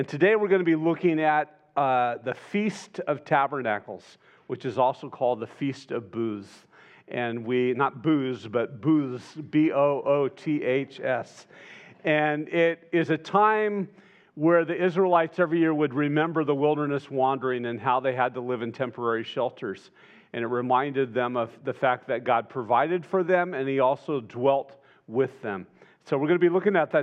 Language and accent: English; Santa Barbara, California, United States; I spent the majority of my childhood growing up in Santa Barbara, or all of my childhood really, from the time I was four on